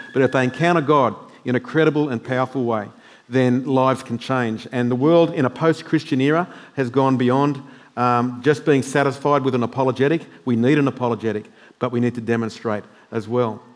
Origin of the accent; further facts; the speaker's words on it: New South Wales, Australia; now in Queensland, Australia; I'm from New South Wales